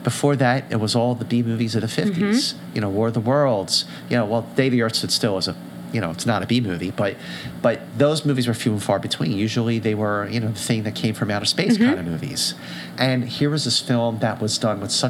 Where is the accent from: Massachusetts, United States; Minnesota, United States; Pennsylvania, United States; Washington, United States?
Pennsylvania, United States; Philadelphia; I grew up in Philadelphia